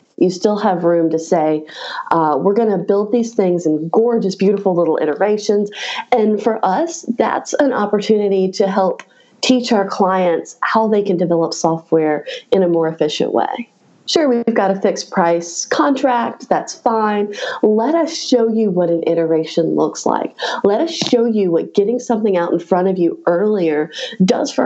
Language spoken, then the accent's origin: English; Raleigh, North Carolina, United States; my hometown of Raleigh, North Carolina